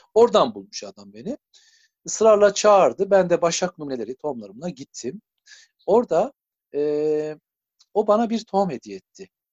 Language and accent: Turkish; Muratlar, Turkey; bizim Muratlar köyü büyük bir köy